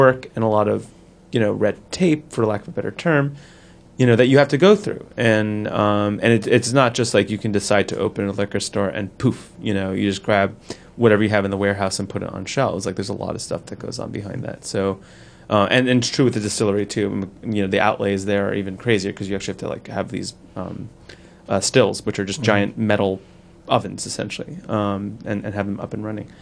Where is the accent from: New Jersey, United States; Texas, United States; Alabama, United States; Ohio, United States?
New Jersey, United States; Newark; born or raised there